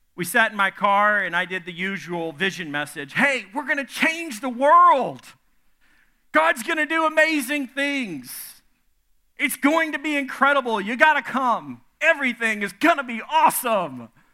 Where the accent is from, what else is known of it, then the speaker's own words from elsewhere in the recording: the South, United States; I'm from the South